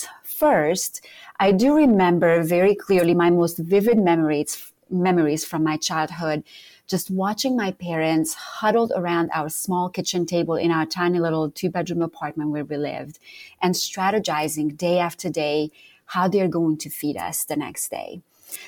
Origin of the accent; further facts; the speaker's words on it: Romania; now in Charlotte, United States; I am originally from Romania, but I live in Charlotte, North Carolina